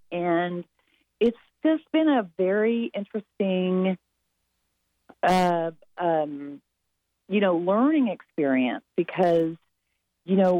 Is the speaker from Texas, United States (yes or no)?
yes; Texas, United States; I am from Texas